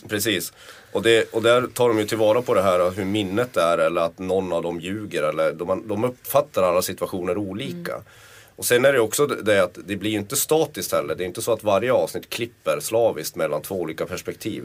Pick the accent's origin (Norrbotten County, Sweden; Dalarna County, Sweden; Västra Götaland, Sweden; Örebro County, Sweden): Norrbotten County, Sweden; Kiruna; Jag är född och uppvuxen i Kiruna